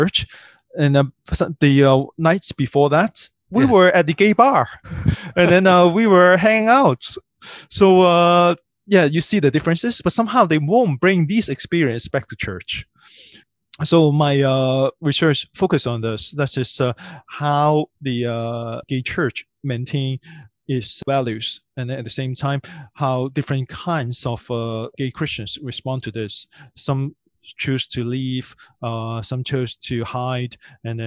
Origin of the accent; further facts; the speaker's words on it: Hong Kong; I grew up in Hong Kong